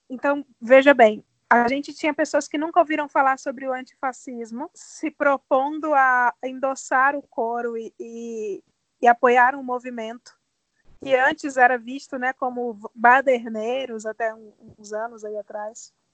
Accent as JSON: {"language": "Portuguese", "region": "Ceará", "country": "Brazil", "moved": "yes", "lives_now": "São Paulo, Brazil", "said": "Também sou cearense"}